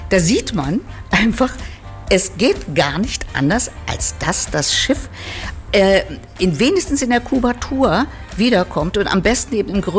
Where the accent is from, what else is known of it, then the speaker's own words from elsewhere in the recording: Potsdam, Brandenburg, Germany; Ja, ich bin, ich bin Ur-Potsdamerin.